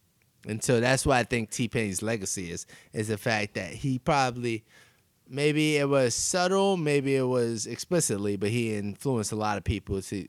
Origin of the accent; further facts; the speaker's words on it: New York City, New York, United States; just growing up in Queens and like New York.